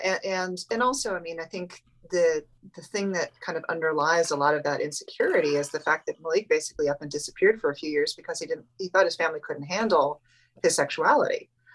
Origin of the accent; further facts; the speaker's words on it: New England, New Hampshire, United States; moved away; we're both from New England